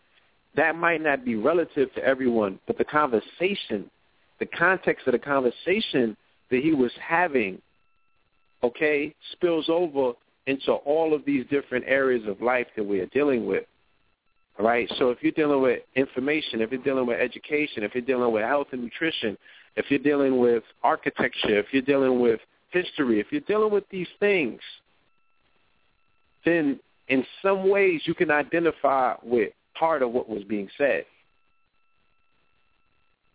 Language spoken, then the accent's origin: English; New York City, New York, United States; We grew up in Flatbush, Brooklyn